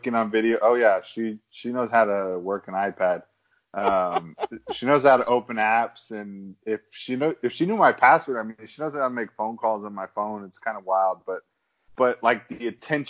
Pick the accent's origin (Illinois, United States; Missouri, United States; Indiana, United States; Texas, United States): Texas, United States; I'm from Texas